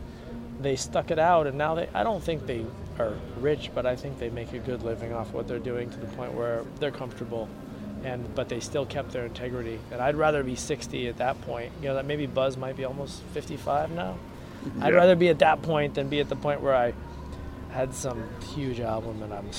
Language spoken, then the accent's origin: English; Boston, Massachusetts, United States; now in San Diego, United States; my hometown, which is in Boston, Massachusetts